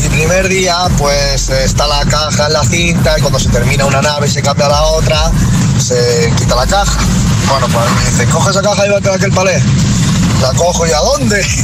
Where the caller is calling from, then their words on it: Fuensalida, Castilla-La Mancha, Spain; de Fonsalida.